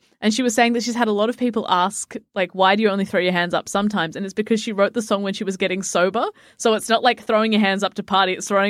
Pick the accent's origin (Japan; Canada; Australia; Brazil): Australia; we're Australian.